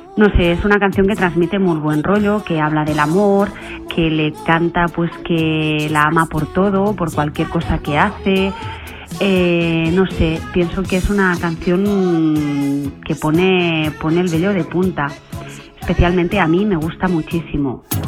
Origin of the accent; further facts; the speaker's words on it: Sabadell, Catalonia, Spain; soy de Sabadell